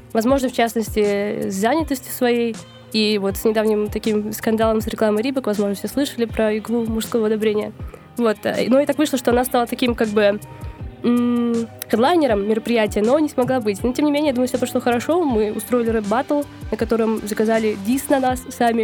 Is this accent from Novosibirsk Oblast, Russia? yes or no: yes; Novosibirsk, Novosibirsk Oblast, Russia; moved away; в моем родном городе Новосибирске